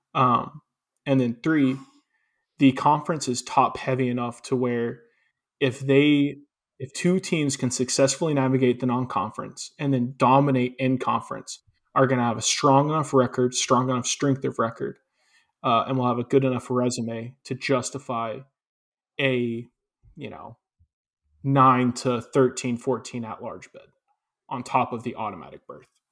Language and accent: English; Chattanooga, Tennessee, United States; I grew up in Chattanooga